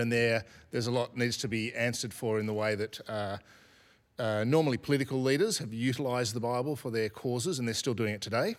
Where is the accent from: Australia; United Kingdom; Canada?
Australia; I'm an Australian, so I'm part of the Australian story